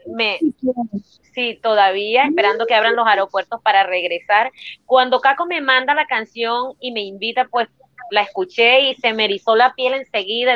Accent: Turbaná, Bolívar, Colombia; also born or lived in Cartagena, Colombia; nací en Cartagena, pero me crié en un pueblo que se llama Turbana Bolívar

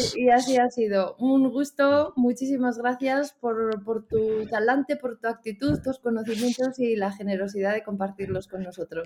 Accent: Spain; qué tenemos en España

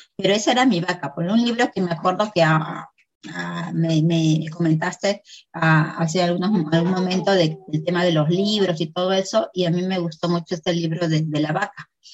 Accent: Peru; Soy de Perú

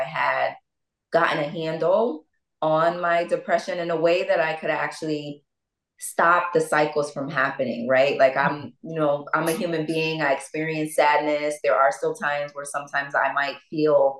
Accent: Bridgeport, Connecticut, United States; also born or lived in Norwalk, Connecticut; I'm from Bridgeport, Connecticut, and, you know, I was born in Norwalk, raised in Bridgeport

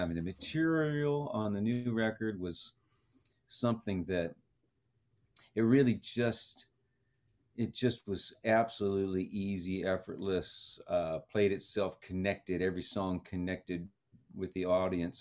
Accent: Idaho, United States; now in Memphis, United States; I'm a kid from Idaho

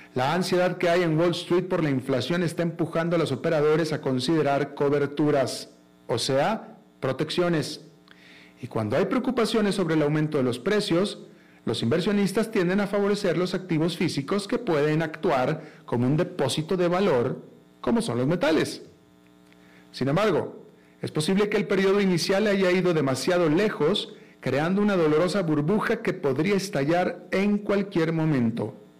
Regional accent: Monterrey, Nuevo León, Mexico; moved away; yo soy de Monterrey, todos todos mis amigos de Monterrey de la infancia

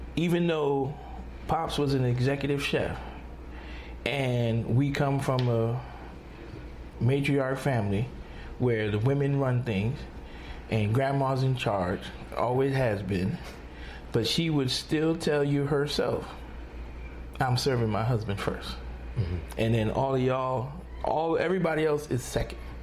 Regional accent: New York, United States; I come from New York

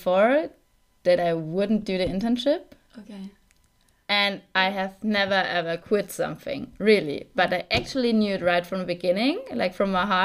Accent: Saarland, Germany; also born or lived in Mainz; now in Munich, Germany; I'm actually from Saarland, like the really smallest part of Germany.

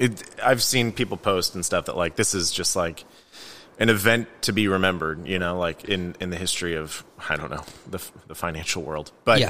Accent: Chicago, Illinois, United States; You know, I grew up in Chicago

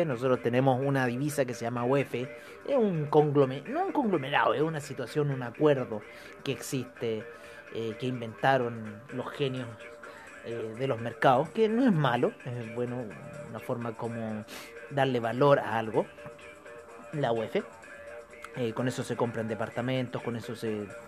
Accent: Chile; nosotros como chilenos

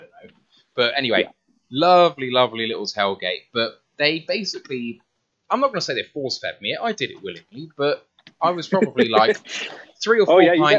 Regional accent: Bristol, South West England, United Kingdom; And I'm from Bristol.

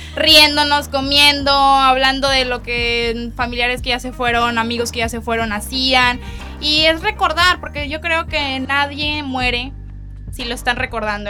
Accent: Mexico

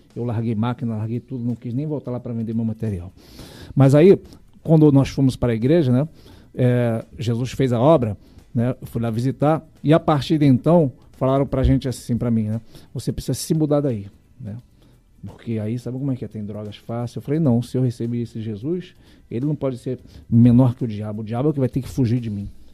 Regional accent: Rio de Janeiro, Brazil; Eu fui nascido e criado ali perto de Sulacap e Realengo

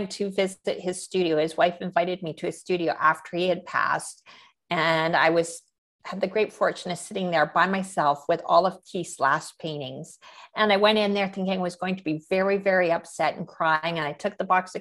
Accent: Canada; I am a Canadian painter

